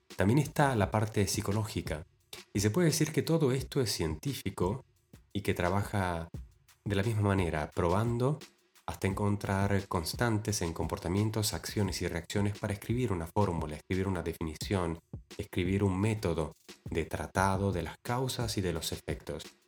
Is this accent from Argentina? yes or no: yes; Argentina; en mi ciudad natal, en Argentina